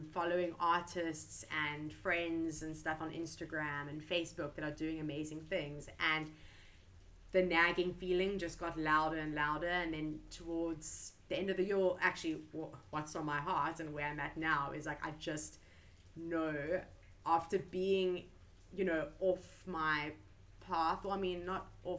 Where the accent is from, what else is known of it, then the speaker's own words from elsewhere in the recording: Cape Town, Western Cape, South Africa; moved away as an adult; now in South Korea; I'm from Cape Town, South Africa.